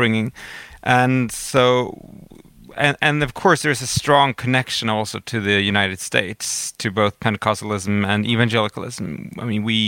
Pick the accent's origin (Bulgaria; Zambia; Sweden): Sweden; I'm from Sweden.